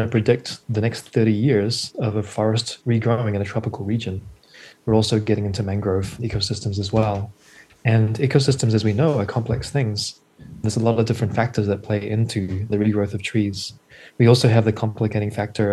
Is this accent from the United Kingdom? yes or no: no; New Zealand; moved away; also born or lived in New York City; I'm originally from New Zealand, and so nature has always been a big part of my life before I moved to New York City